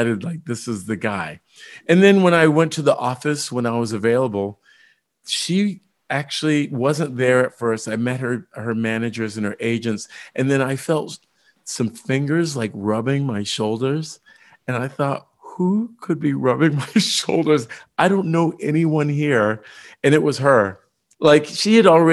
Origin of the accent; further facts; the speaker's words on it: Indiana, United States; I grew up in Indiana and we were in white suburbia